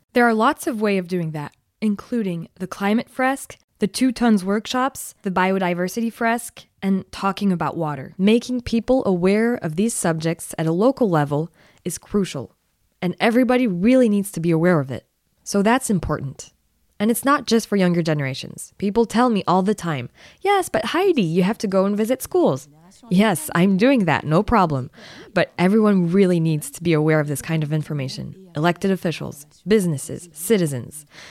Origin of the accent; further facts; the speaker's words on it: Annecy, Auvergne-Rhône-Alpes, France; I grew up in the Alps. I was born in Annecy, in Haute Savoie